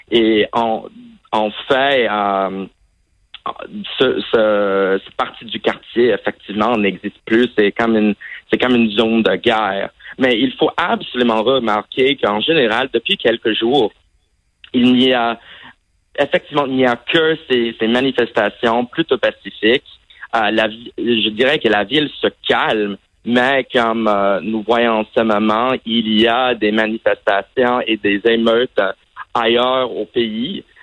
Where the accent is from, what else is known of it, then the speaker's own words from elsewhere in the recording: Saudi Arabia; also born or lived in Vermont, United States; En fait, j'ai grandi à l'étranger et euh, en fait, j'ai grandi en Arabie Saoudite, mais malheureusement, je n'avais pas l'occasion d'apprendre l'arabe.